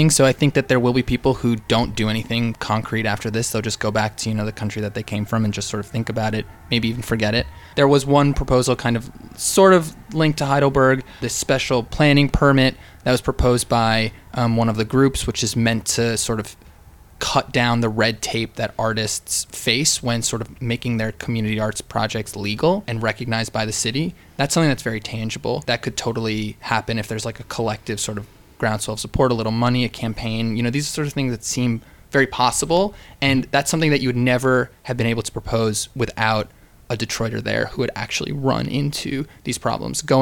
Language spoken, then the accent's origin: English; United Kingdom; It's all right. I'm British